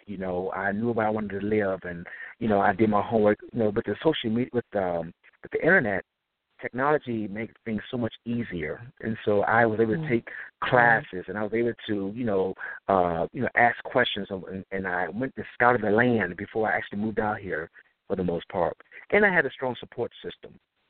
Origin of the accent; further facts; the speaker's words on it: Detroit, Michigan, United States; Well, as you know, I'm from Detroit, Michigan.